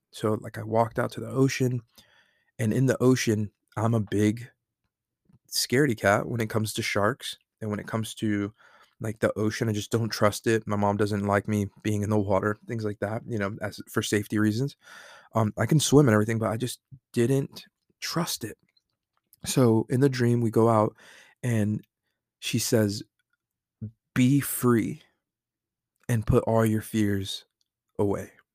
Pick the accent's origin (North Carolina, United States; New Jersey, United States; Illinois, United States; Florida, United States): North Carolina, United States; Fayetteville; I'm a guy from Fayetteville, North Carolina that played high school football from a small town